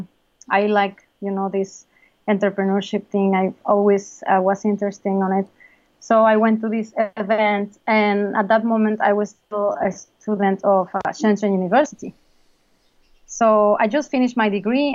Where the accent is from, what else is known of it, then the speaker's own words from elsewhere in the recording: Mexico; moved away; I'm from Mexico.